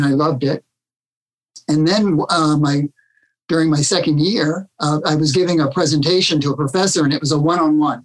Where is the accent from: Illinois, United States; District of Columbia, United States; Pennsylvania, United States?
District of Columbia, United States; Washington; I was born in Washington, D.C., but I grew up in the suburbs